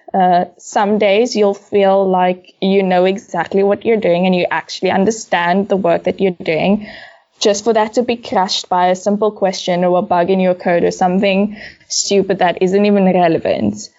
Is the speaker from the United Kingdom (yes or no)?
no; Cape Town, Western Cape, South Africa; I'm originally from Cape Town. Uh, I grew up mostly in Bellville South